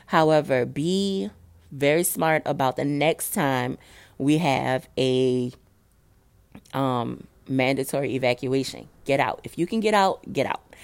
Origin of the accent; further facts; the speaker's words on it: New Orleans, Louisiana, United States; also born or lived in Dallas; I live in New Orleans. I'm from New Orleans.